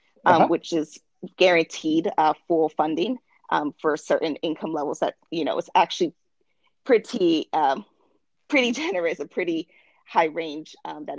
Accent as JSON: {"language": "English", "region": "Maryland", "country": "United States", "also_born_or_lived": "Houston, Texas", "moved": "as an adult", "said": "I'm originally from Maryland, on the East Coast"}